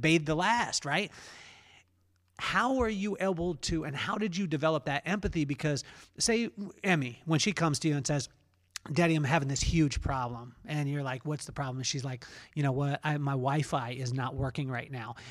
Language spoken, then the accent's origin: English; Lompoc, California, United States; as a kid growing up in Lompoc, California